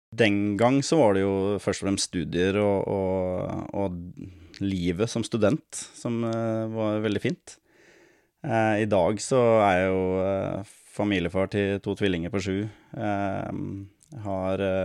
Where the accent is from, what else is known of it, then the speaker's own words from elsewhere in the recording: Lørenskog, Akershus, Norway; moved away as an adult; now in Surnadal, Norway; jeg er jo opprinnelig fra Lørenskog, da, rett utafor Oslo. Ehm, det er der jeg spilte min barnefotball og ungdomsfotball